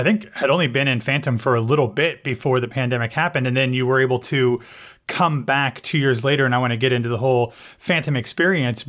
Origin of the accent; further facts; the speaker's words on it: Columbus, Ohio, United States; moved away as an adult; also born or lived in Pickerington, Ohio; now in Orlando, United States; I'm born and raised in Ohio. My parents were born and raised in Ohio. I graduated from Pickerington